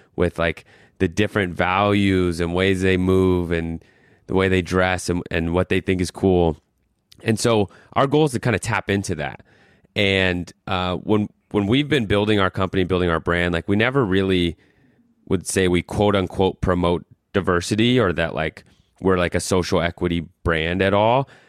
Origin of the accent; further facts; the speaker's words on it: Colorado, United States; moved away as an adult; also born or lived in New York; I'm from Colorado